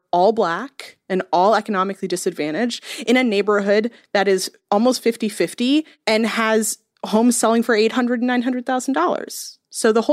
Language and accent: English; Cambridge, Massachusetts, United States; moved away as an adult; also born or lived in New York; now in Nashville, United States; I grew up in Cambridge, Massachusetts, was born in the early 80s